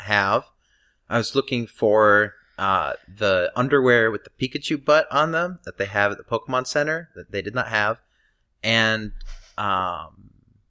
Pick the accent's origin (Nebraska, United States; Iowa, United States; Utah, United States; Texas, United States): Nebraska, United States